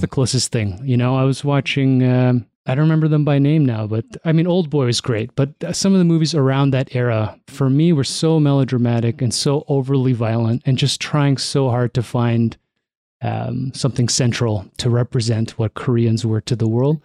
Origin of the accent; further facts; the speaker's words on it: Toronto, Ontario, Canada; Growing up in Toronto